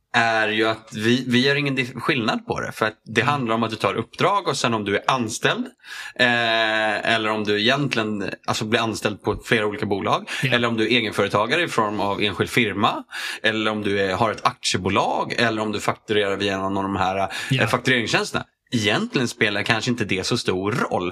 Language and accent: Swedish; Strängnäs, Södermanland, Sweden; moved away as an adult; jag flyttade dit när jag var ett och sen så flyttade jag därifrån när, eh, ja, vad var jag, 19